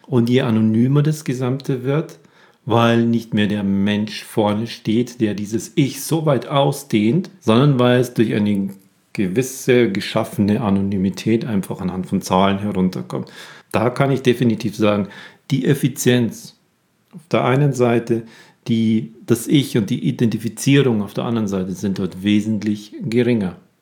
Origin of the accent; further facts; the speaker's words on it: Germany; bei uns in Deutschland